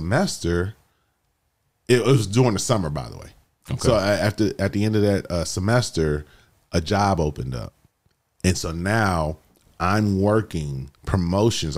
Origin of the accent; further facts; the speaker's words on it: San Diego, California, United States; this is my hometown. My people know me.